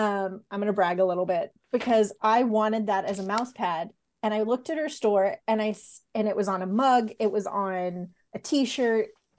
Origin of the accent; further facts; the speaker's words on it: San Diego, California, United States; I grew up in San Diego.